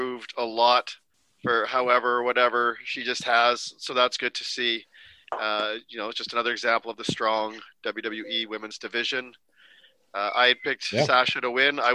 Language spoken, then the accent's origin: English; Canada; I'm Canadian